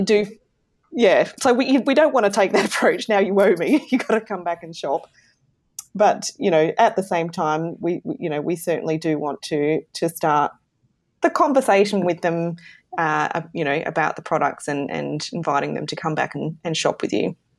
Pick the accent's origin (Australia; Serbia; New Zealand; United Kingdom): Australia; southern Australia; I am in Australia. So, I'm down under. in Australia. In the south